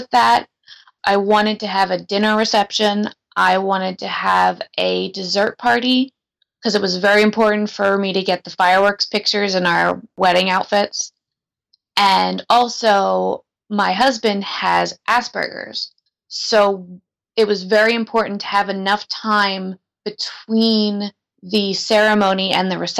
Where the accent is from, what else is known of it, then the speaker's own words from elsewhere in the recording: Philadelphia, Pennsylvania, United States; my family, since we're from the Philadelphia area